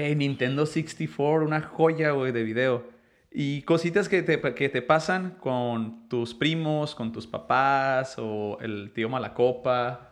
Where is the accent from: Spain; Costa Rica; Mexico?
Mexico; yo, yo soy mexicano